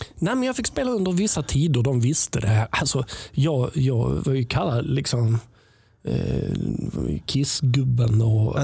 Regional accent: Helsingborg, Skåne, Sweden; jag kommer från Helsingborg

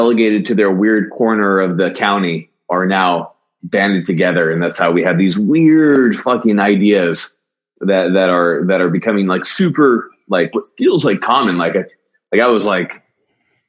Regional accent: Newbury Park, California, United States; I grew up, surfing actually, cause I lived right on the coast. In a little town called Newbury Park, California, right near Camarillo

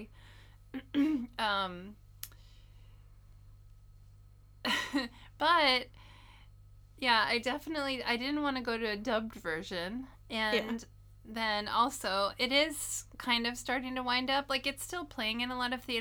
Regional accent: United States; now in Japan; being American

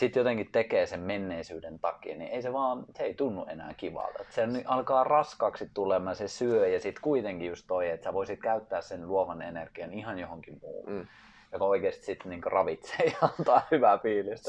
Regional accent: Finland; mä oon Suomesta

